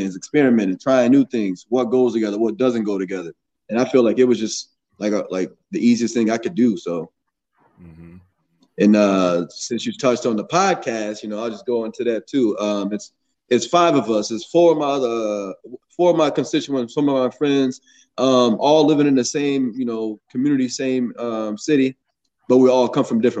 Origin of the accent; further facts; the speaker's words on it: Saint Paul, Minnesota, United States; also born or lived in Chicago; I am from Minnesota. Yeah. I just turned born in 88, St. Paul, Minnesota. Been in Minnesota all my life.